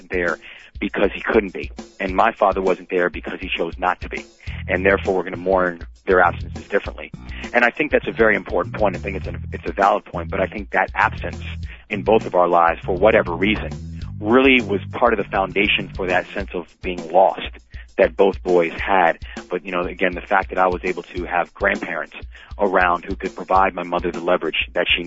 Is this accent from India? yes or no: no; Baltimore, Maryland, United States; the Baltimore Sun, which is my hometown paper